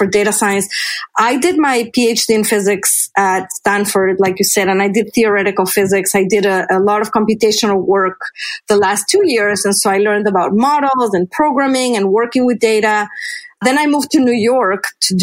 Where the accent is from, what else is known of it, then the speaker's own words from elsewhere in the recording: Mexico City, Mexico; moved away; growing up in Mexico City, I was discouraged from pursuing a career in physics and math